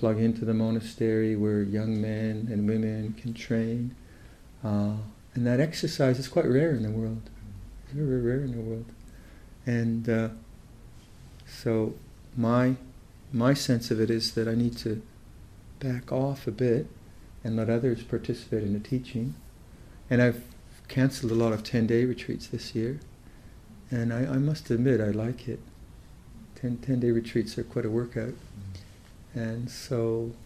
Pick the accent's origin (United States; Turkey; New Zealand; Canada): Canada; Toronto, Ottawa, Ontario; now in Perth, Canada; I'm kind of from Toronto, Ottawa